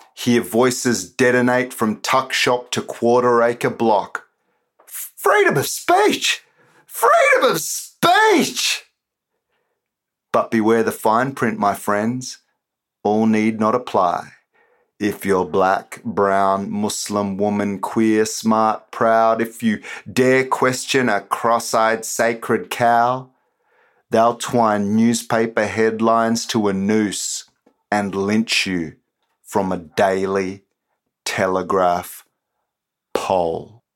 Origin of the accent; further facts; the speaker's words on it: Australia; I was born and raised in Australia